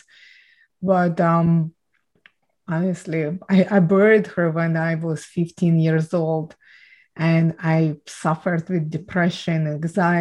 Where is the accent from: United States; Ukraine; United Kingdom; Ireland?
Ukraine; I was born and raised in Ukraine